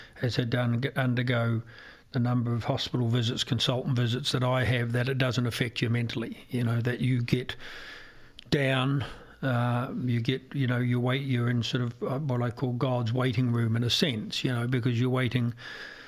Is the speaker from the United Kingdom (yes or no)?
no; Ireland; also born or lived in New Zealand